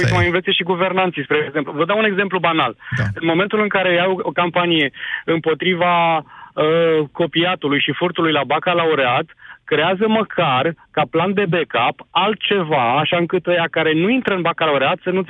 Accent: Romania; De obicei ardem etapele, noi ca români

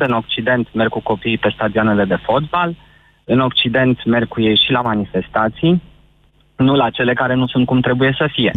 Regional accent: Transylvania, Romania; sunt ardelean neauși

